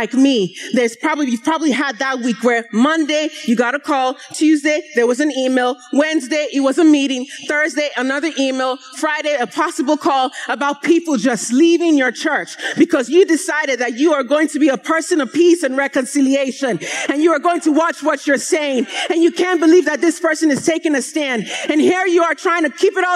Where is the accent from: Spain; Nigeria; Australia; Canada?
Nigeria; moved away; growing up in Nigeria